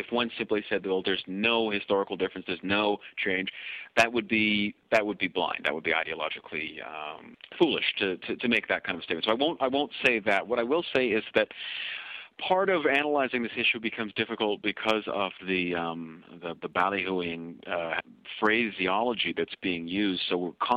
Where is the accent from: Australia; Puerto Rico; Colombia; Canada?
Canada; as a Kenyan-Canadian